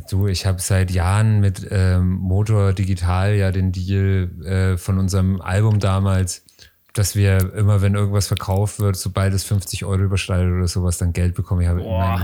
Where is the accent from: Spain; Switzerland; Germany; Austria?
Austria; Ich als Österreicher, meine Kinder sind alle im Keller.